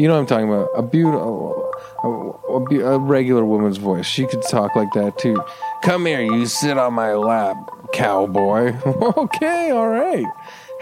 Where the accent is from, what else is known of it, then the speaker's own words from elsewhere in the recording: Canada; I'm Canadian, so we say grade four